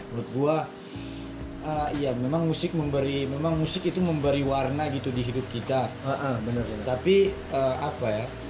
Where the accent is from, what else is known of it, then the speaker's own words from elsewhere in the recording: Kotamobagu, North Sulawesi, Indonesia; di apa daerah gua itu di kota Mubagu